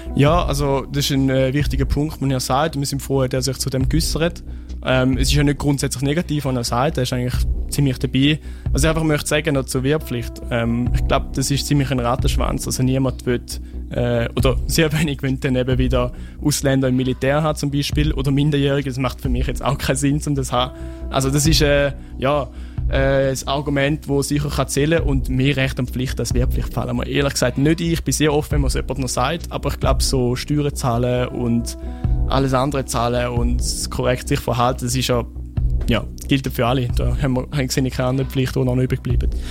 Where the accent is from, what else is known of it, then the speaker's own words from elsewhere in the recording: Switzerland; ich bin in Wiel aufgewachsen